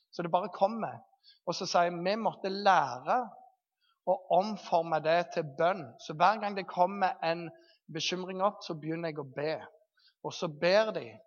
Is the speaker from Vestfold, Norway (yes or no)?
no; Jæren, Rogaland, Norway; moved away; Når jeg bodde hjemme på Jæren